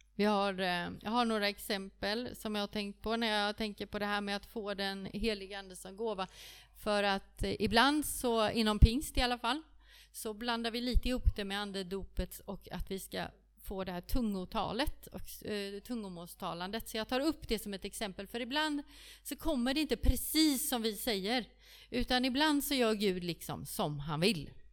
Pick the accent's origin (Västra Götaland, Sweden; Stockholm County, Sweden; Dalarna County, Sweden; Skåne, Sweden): Stockholm County, Sweden; Stockholm; also born or lived in Kungsbacka; now in Frillesås, Sweden; Jag är från Stockholm